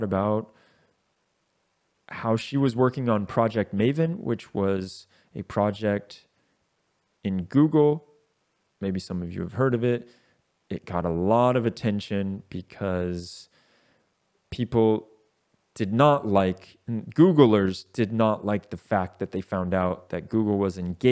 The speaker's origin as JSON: {"language": "English", "country": "United States", "said": "the US, my home country"}